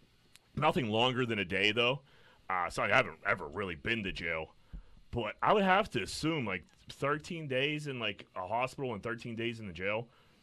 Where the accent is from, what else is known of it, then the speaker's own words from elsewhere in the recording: Pittsburgh, Pennsylvania, United States; I'm from Greenfield.